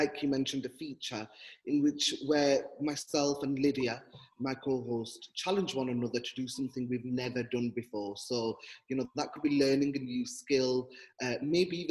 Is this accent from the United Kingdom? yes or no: yes; Brierfield, North West England, United Kingdom; Bryfield, my hometown.